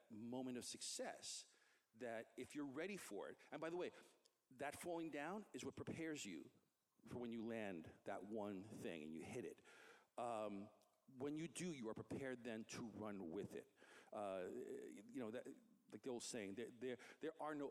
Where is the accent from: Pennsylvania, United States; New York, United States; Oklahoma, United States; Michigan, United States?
New York, United States; New York City; in my neighborhood where I grew up in Queens